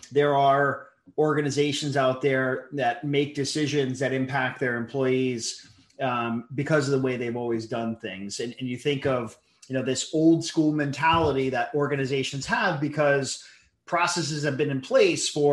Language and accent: English; Hollywood, Florida, United States; now in Connecticut, United States; I was born in Hollywood, Florida. Grew up there for a while. I'm in Connecticut now. My parents moved to Connecticut